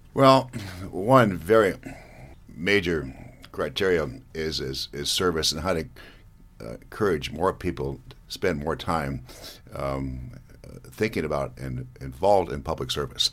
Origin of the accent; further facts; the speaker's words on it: Montana, United States; we Montanans are prouder of Montana than Texans are of Texas